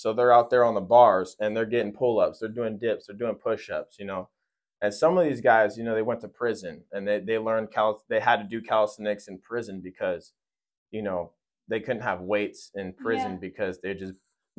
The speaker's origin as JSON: {"language": "English", "town": "Fresno", "region": "California", "country": "United States", "tie": "born or raised there", "said": "I'm born and raised in Fresno, California. I'm 23 years old"}